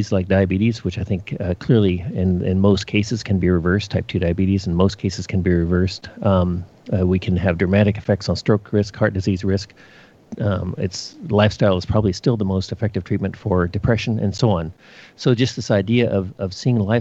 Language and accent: English; Western Australia, Australia; moved away as an adult; now in Portland, United States; I grew up in Western Australia, and so I did medical school there